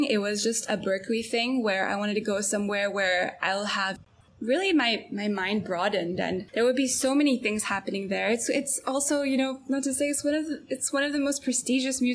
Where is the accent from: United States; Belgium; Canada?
Belgium; Antwerp, Flanders; moved away as an adult; Growing up in Antwerp, there's usually, you know, one of two places or three places that people go to study